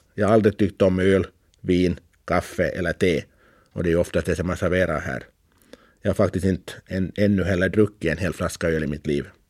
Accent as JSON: {"language": "Swedish", "town": "Karis", "region": "Uusimaa", "country": "Finland", "tie": "born or raised there", "moved": "yes", "lives_now": "Åland, Finland", "said": "Jag var alltså född och uppvuxen i Karis"}